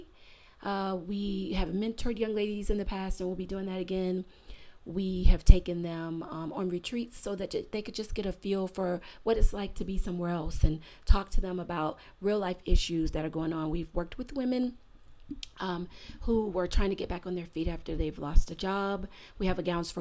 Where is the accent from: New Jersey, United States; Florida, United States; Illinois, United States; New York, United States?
Florida, United States; my home state of Florida